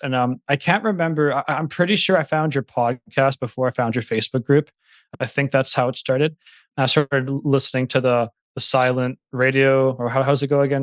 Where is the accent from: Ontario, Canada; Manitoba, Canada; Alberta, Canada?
Manitoba, Canada; I live nearby Winnipeg. It's the city, it's the capital city of Manitoba, so I'm from Canada